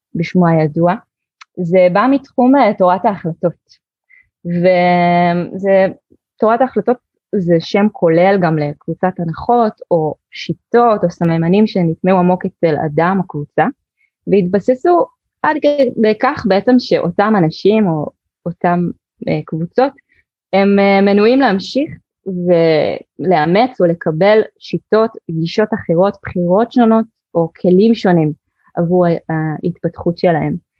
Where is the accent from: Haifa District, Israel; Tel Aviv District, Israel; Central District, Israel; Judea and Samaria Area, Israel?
Haifa District, Israel; Haifa; אני ככה ילידת חיפה